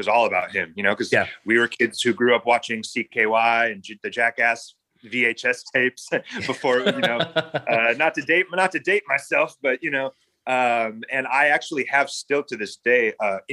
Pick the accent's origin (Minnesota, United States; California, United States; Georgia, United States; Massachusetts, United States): California, United States; San Diego; I was born in San Diego, right on the Tijuana border